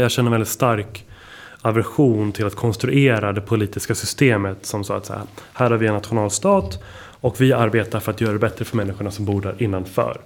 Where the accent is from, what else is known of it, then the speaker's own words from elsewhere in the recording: Stockholm, Stockholm County, Sweden; Jag är faktiskt född och uppväxt här på Södermalm där vi är just nu